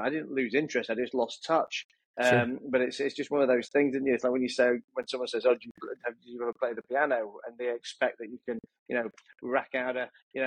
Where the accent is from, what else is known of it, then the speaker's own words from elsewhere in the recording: Leeds, Yorkshire and the Humber, United Kingdom; I grew up in a town called Leeds, a city called Leeds in the north of England. I was born and raised there